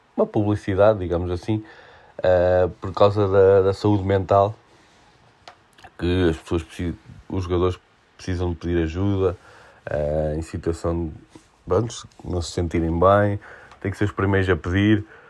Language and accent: Portuguese; Portugal; Como português